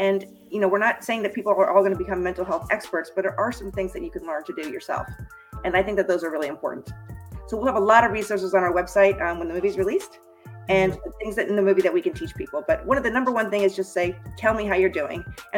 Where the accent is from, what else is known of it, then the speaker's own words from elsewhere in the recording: Boston, Massachusetts, United States; also born or lived in Colorado; now in Florida, United States; And for the most part, I grew up either in the Boston area or in Colorado. I moved to Florida about 30 years ago